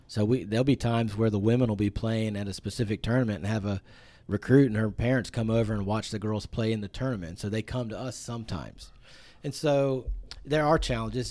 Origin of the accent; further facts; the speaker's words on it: Point Pleasant, West Virginia, United States; I grew up in a small town in, uh, West Virginia called Point Pleasant